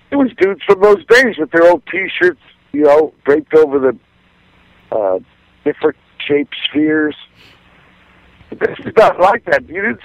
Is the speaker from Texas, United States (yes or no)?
no; San Pedro, California, United States; also born or lived in Portsmouth, Virginia / Norfolk, Virginia; I came from Virginia. I was born in Portsmouth. I lived in Norfolk. But it was not as close to Vietnam as Pedro, and so my pop got the orders, and we had to move.